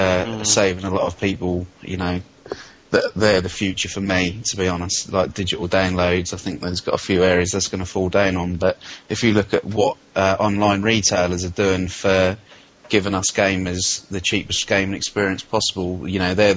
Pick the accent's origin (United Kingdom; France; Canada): United Kingdom; we as British gamers